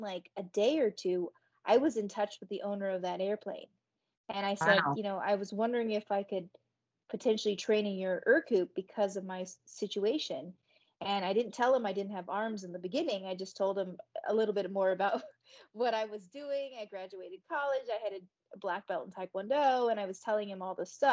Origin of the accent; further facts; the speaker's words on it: Tucson, Arizona, United States; It was in Arizona, so that was in Tucson, in my hometown